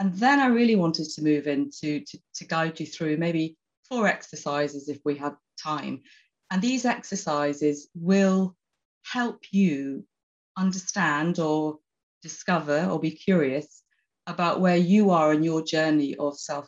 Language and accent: English; Oxford, South East England, United Kingdom; I'm actually from Oxford. I'm sitting in Oxford at the moment